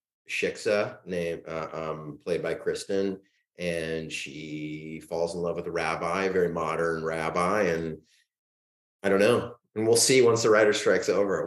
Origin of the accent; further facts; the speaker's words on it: San Diego, California, United States; I'm from San Diego